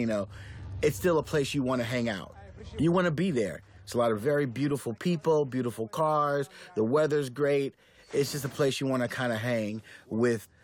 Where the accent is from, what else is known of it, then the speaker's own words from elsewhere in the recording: Los Angeles, California, United States; I'm from Los Angeles